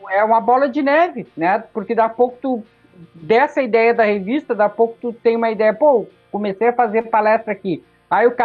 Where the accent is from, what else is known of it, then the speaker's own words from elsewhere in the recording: São Paulo, Brazil; Quer dizer, pô, eu sou lá de São Paulo. Aqui não tem nenhum evento anarcapitalista, não tem nada.